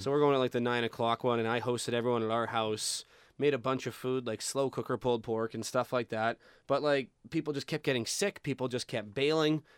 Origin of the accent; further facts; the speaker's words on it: Saskatchewan, Canada; I'm from Saskatchewan